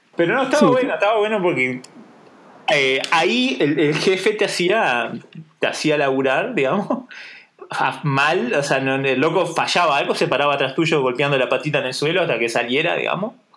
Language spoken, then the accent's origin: Spanish; Durazno, Uruguay; moved away as an adult; now in Switzerland; soy de Durazno